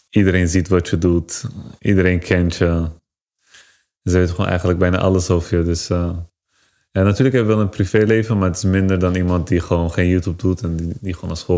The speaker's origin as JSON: {"language": "Dutch", "country": "Turkey", "lives_now": "Netherlands", "said": "Als Turk krijg je sowieso al minder kansen."}